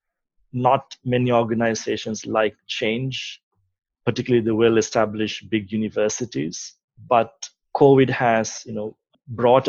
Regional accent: Sri Lanka; moved away; I'm from Sri Lanka. I grew up in Sri Lanka, did my tertiary education there

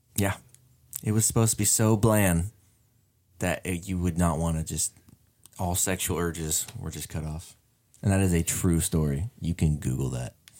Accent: Cool, California, United States; I was born right outside Cool on the side of the road

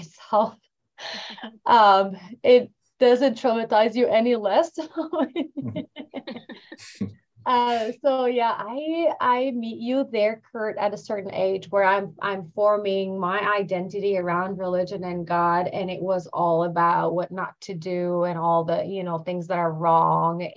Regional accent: Lebanon; I'm Lebanese. I grew up in the Middle East

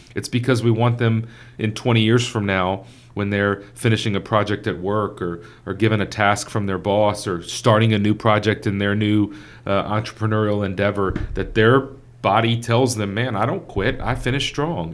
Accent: Victoria, Texas, United States; growing up in Victoria, Texas.

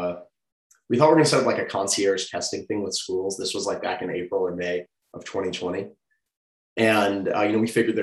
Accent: Atlanta, Georgia, United States; also born or lived in Augusta; I grew up in Atlanta

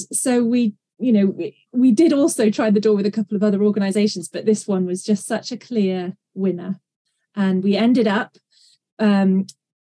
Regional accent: England, United Kingdom; also born or lived in Maryland; I'm from England in the UK, and I currently live in North Yorkshire in the beautiful Dales.

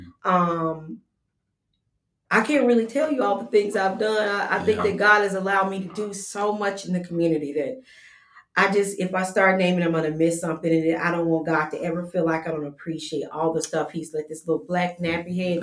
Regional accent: Huntsville, Alabama, United States; I'm a Huntsville native, and I grew up in the Rocket City on North Parkway

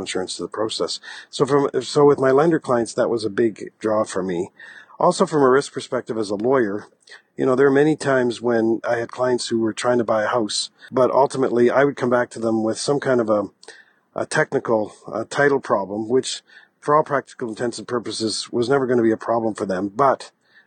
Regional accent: Halifax, Nova Scotia, Canada; I'm a Maritimer. I grew up in Atlanta, Canada, and actually in the Halifax-Dartmouth area

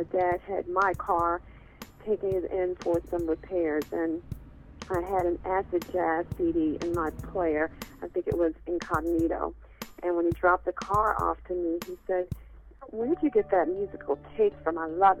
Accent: Richmond, Virginia, United States; Hi, Lisa. It's … I grew up in Richmond, Virginia, and our choices were pretty much limited to soft rock, top 40 radio, which is fine.

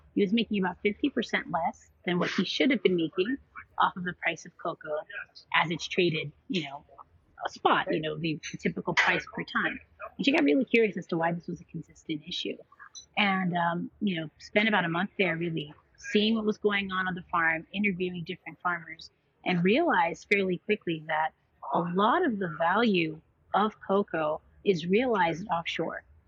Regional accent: New York City, New York, United States; my sister and I were born and raised in Queens, New York

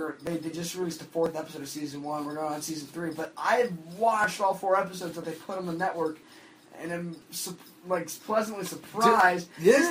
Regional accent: Hamden, Connecticut, United States; I'm from Hamden, Connecticut

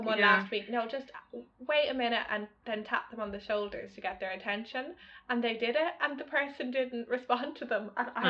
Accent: Ireland; I'm Irish

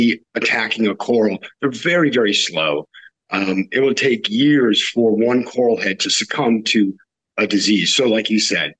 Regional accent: the West, United States; I grew up in the West

